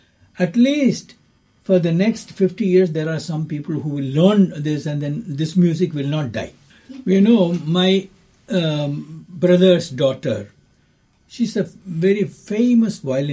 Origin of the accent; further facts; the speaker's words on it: Ernakulam, Kerala, India; also born or lived in Chennai, Tamil Nadu, India; now in Dunedin, New Zealand; Kerala, I was born. I was born in Ernakulam.